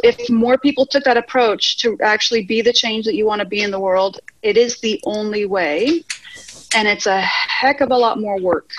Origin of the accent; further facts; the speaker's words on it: Virginia, United States; moved away as an adult; also born or lived in Norwich, Connecticut / Georgia; now in Spain; we moved to Virginia, which is really where I was raised.